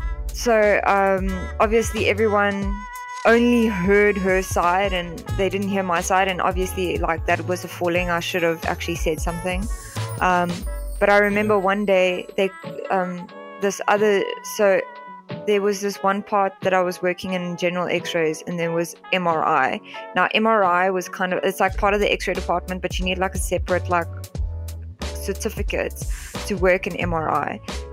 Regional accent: England, United Kingdom; Because I'm white and because I'm English, it's more not racism against other white people

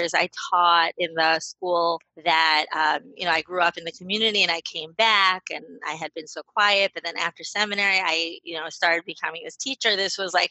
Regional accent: St. Louis, Missouri, United States; moved away as an adult; also born or lived in Israel; now in Baltimore, United States; I am originally from St. Louis. I'm now 37. Me and my family, we live in Baltimore, Maryland. I have lived in Israel when we first got married. We lived there for 6 years.

